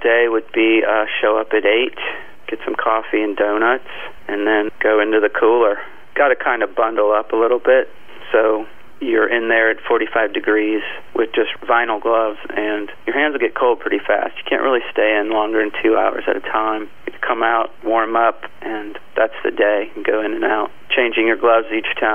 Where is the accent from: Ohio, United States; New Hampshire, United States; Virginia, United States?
Ohio, United States; Columbus; I was born in Columbus when my dad went to OSU and his dad went there. And it's just a nice thing to be an Ohioan